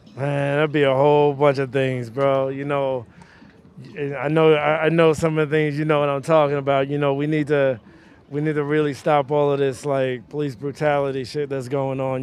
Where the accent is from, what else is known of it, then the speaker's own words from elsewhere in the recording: New York City, New York, United States; as a young kid growing up in Bed-Stuy, Brooklyn